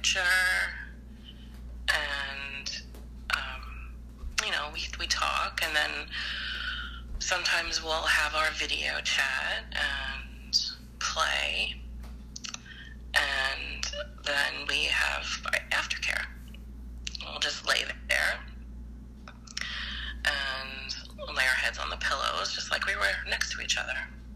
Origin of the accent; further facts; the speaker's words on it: New York, United States; I'm from New York. I'm 50 years old.